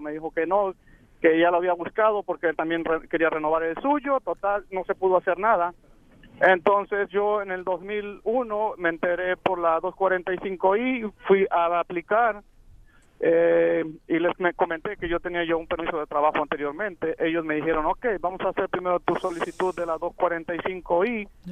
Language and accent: Spanish; Mexico; now in United States; soy mexicano